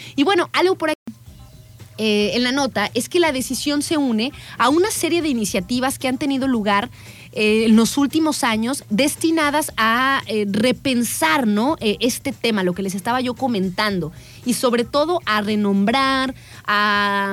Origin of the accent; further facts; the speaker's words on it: Mexico; para nosotros como mexicanos